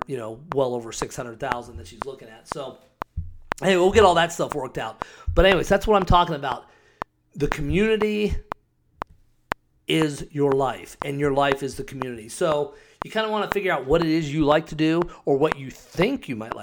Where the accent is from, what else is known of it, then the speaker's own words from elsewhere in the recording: Scottsdale, Arizona, United States; also born or lived in Cave Creek, Arizona; I live up in Cave Creek and grew up in Scottsdale